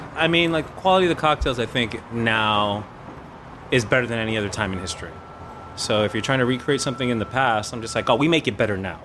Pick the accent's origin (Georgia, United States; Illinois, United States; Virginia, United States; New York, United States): New York, United States; New York City; I grew up in the South Bronx